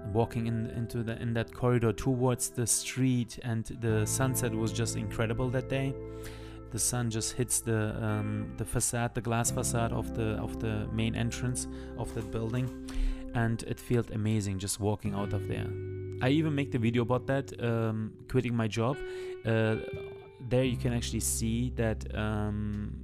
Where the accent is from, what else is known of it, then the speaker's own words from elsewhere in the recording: Turkey; English is a second language; moved away; also born or lived in Germany; I born in Germany, but I grew up later on in Turkey